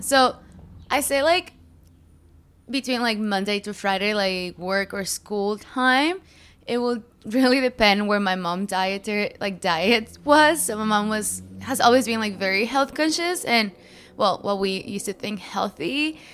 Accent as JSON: {"language": "English", "country": "Mexico", "tie": "born or raised there", "also_born_or_lived": "United States / Morelos", "moved": "yes", "said": "I grew up in Mexico. Um, I was born in America, but my parents went back home"}